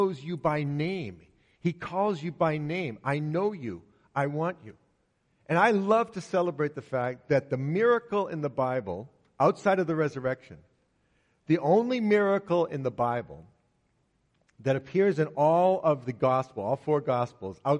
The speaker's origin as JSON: {"language": "English", "country": "United States", "said": "The United States, my home country"}